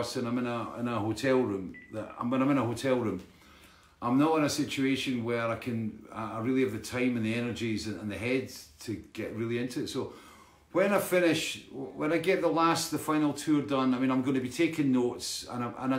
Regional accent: Dalkeith, Scotland, United Kingdom; Dalkeith, my hometown

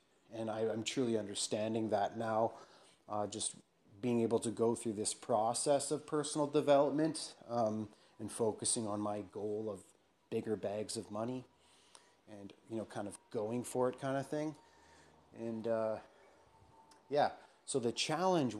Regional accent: England, United Kingdom; I'm an Englishman

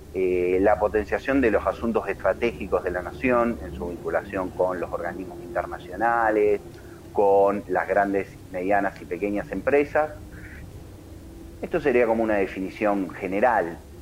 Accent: Argentina; como argentinos

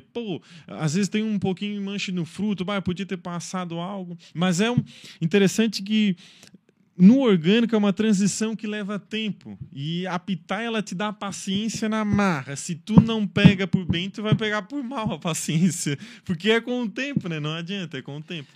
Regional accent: Içara, Santa Catarina, Brazil; moro na Isara, cresci na Isara, sou isarense

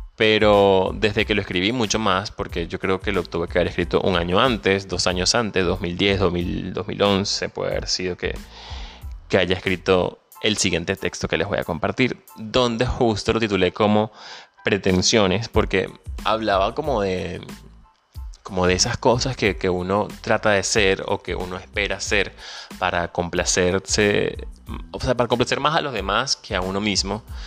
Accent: Venezuela; moved away

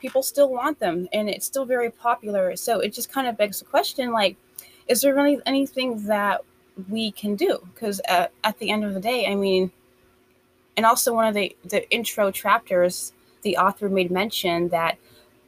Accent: United States; I'm from the States

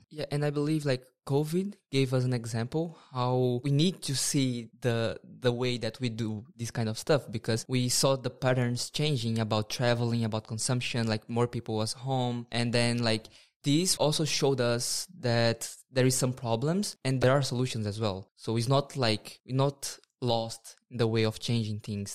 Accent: Brazil; moved away as an adult; now in Norway; I'm from Brazil, and I've been in Norway for some time

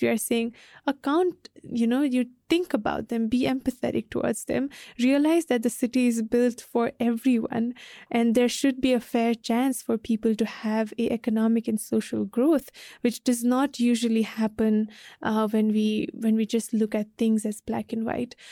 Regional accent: Hetauda, Bagmati, Nepal; I lived in Hitoda

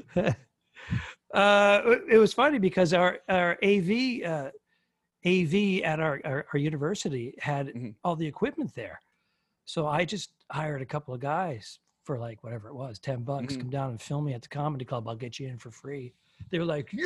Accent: Northeast, United States; I'm from the Northeast

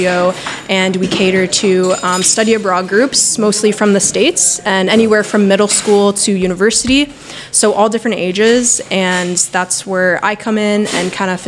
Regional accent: Canada; I'm from Canada.

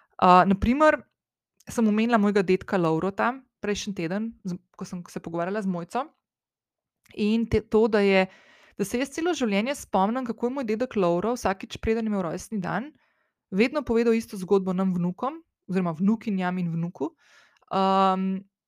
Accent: Slovenia; also born or lived in London; ko sem šla iz Slovenije

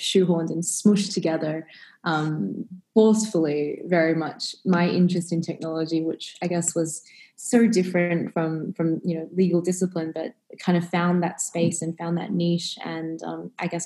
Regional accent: Australia; Growing up in Australia, certainly a heavily kind of Western culture

